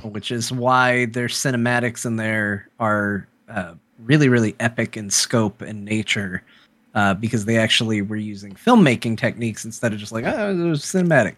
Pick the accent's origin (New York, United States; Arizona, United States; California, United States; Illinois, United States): Arizona, United States; I'm an American. I was born in Arizona